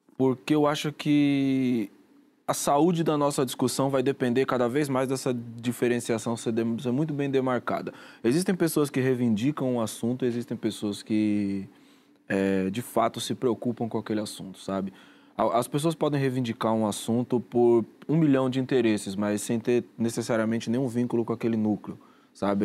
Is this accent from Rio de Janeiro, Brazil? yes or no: yes; Rio de Janeiro, Brazil; no lugar onde eu cresci